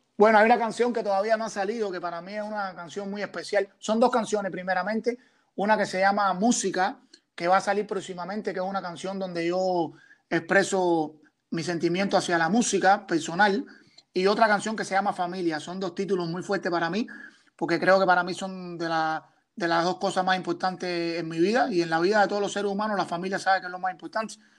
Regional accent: Matanzas, Cuba; now in Toronto, Canada; soy un artista cubano que viene de la provincia de Matanza

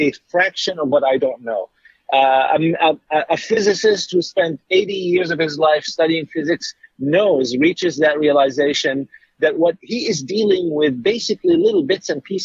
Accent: Jordan; now in United States; I was born in Jordan

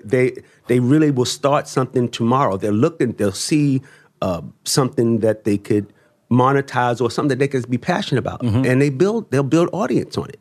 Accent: Baltimore, Maryland, United States; now I come from Baltimore

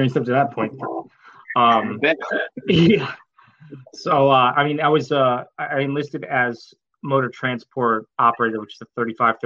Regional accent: Arlington Heights, Illinois, United States; I'm originally from Arlington Heights, Illinois, northwest suburb of Chicago

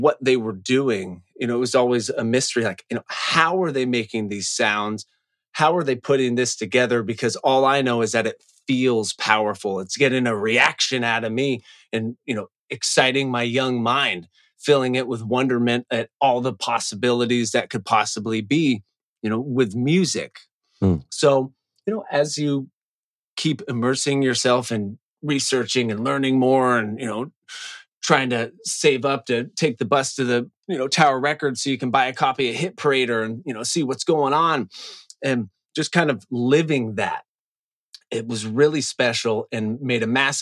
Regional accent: Seattle, Washington, United States; also born or lived in Northern California; now in Los Angeles, United States; I grew up in Seattle and I had 5 older brothers

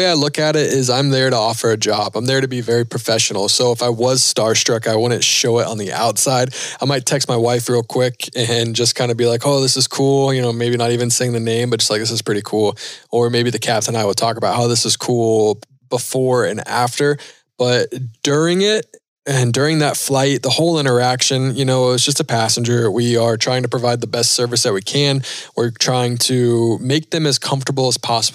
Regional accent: Charlotte, North Carolina, United States; I'm from North Carolina. So from Charlotte where NASCAR was born

